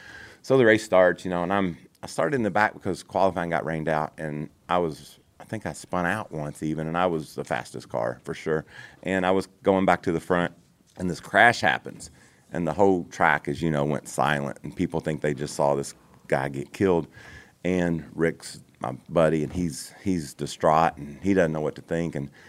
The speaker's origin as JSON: {"language": "English", "region": "Kentucky", "country": "United States", "said": "And I was so fast in that, you know, and I was this sissy from Kentucky, you know"}